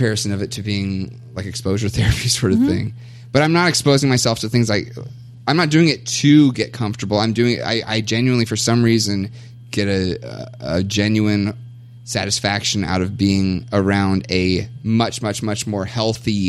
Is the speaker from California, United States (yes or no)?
no; Kentucky, United States; moved away as an adult; also born or lived in Kansas; now in Minnesota, United States; I was born and raised in Kentucky, in Bible Belt